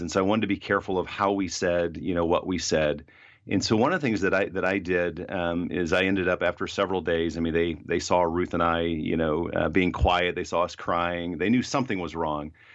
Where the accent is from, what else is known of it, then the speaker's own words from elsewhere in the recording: Fort Wayne, Indiana, United States; moved away; also born or lived in Ohio; I hadn't lived in my hometown of Fort Wayne, Indiana, in a long time